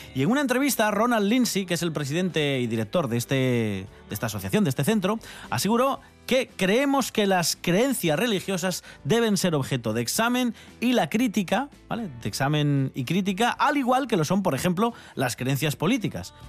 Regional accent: a small village near La Bañeza, Castile and León, Spain; esto yo lo viví en un pequeño pueblo eh, cerca de La Bañeza

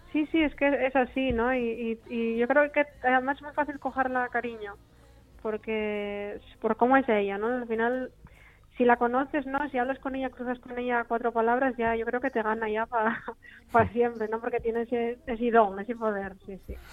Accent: Asturias, Spain; me dice que soy su hermanita asturiana

